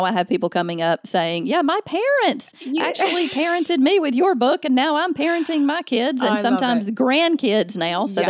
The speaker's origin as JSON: {"language": "English", "region": "Alabama", "country": "United States", "tie": "born or raised there", "said": "Yes, I am in Alabama. I was born and raised in Alabama, so you can't hide that Southern."}